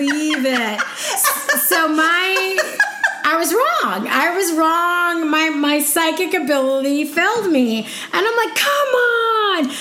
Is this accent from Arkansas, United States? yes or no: no; Illinois, United States; I'm from Illinois